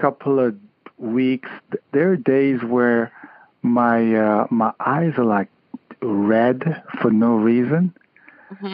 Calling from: Connecticut, United States; I'm calling from Connecticut.

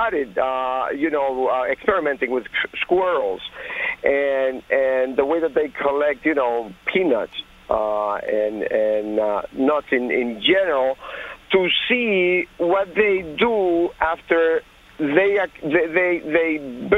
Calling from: Somerset, New Jersey, United States; Well, I'm from Somerset, but this is …, not Elliot.

